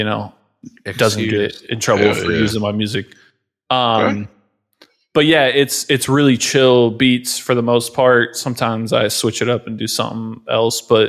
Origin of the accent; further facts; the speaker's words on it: Ohio, United States; I'm from Ohio